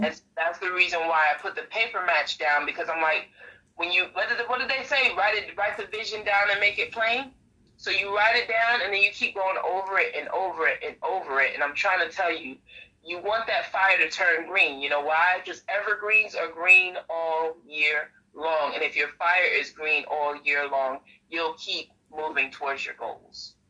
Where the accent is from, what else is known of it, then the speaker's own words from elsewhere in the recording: New York City, New York, United States; moved away as an adult; now in North Carolina, United States; I was originally born and raised in Brooklyn, New York